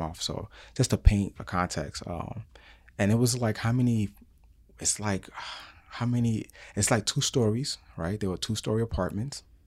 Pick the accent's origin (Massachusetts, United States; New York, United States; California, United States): New York, United States; New York City; moved away; I was born in New York City and raised in New York City